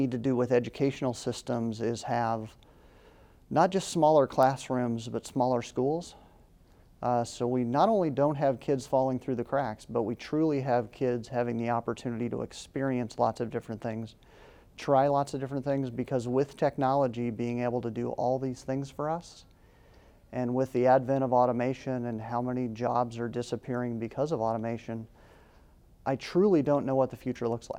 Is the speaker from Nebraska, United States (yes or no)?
yes; Red Cloud, Nebraska, United States; I grew up in a small town, I grew up in Red Cloud.